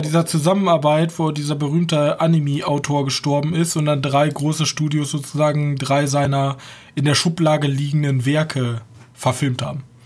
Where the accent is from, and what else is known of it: Germany